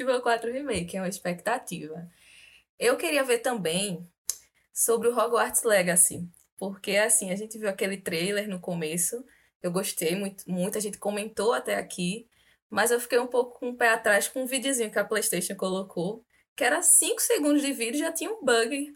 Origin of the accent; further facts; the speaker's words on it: Recife, Pernambuco, Brazil; eu sou de Recife, é, capital de Pernambuco.